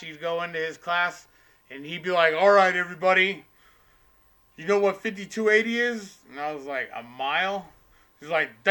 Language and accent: English; Denver, Colorado, United States; I was born at St. Joe's over there